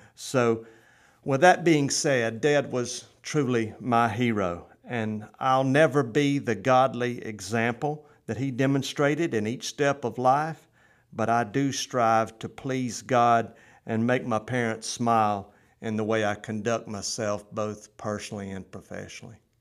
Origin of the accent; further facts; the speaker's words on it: Euchee Anna, Florida, United States; Brad Drake and now Representative Shane Abbott and I hail from Uchiana